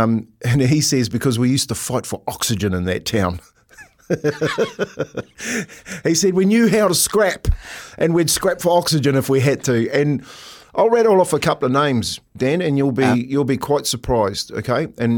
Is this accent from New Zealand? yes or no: yes; Waitara, Taranaki, New Zealand; By country, it's Waitara, mate. It's my hometown.